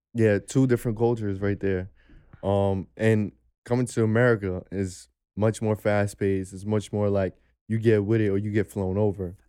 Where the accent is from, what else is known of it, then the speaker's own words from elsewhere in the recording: New York City, New York, United States; I come from New York City